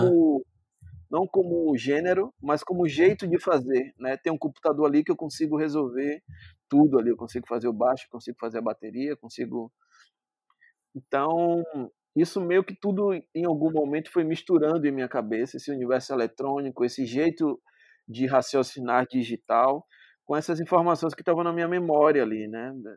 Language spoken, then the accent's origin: Portuguese; Salvador, Bahia, Brazil; Eu sou natural daqui de Salvador mesmo